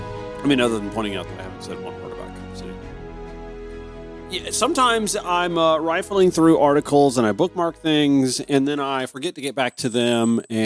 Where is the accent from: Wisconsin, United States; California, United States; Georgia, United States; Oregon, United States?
Georgia, United States; Grovetown; From my hometown of Grovetown, Georgia, this is a 911 call.